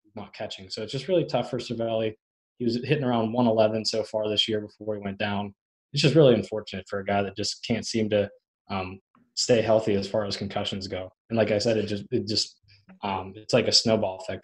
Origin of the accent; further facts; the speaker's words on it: Hollidaysburg, Pennsylvania, United States; I'm from Altoona, Hollidaysburg technically